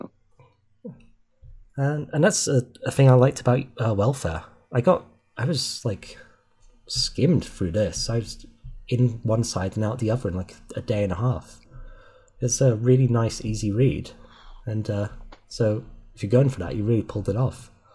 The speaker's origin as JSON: {"language": "English", "region": "Wales", "country": "United Kingdom", "moved": "yes", "said": "that's technically where I'm from, but that was years ago."}